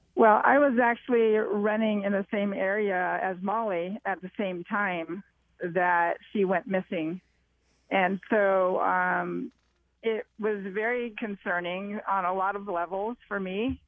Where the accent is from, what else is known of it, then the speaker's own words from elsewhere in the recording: Southern California, United States; I'm from Southern California.